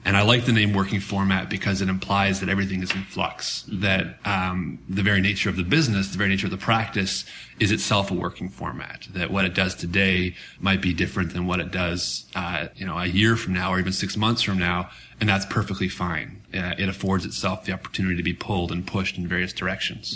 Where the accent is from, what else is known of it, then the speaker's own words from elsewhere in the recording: Canada; as a Canadian